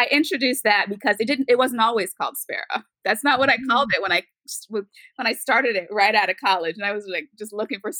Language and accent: English; Florida, United States; moved away; also born or lived in Virginia / St. Croix, U.S. Virgin Islands / Washington, District of Columbia, United States; we moved to Florida right before I started middle school